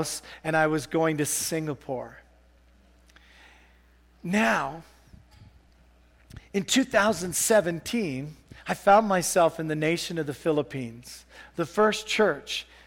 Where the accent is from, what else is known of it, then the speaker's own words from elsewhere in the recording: England, United Kingdom; now in Canada; I'm English.